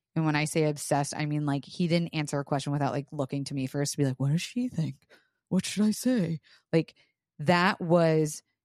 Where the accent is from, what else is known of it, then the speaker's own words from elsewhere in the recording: Florida, United States; I was raised in Florida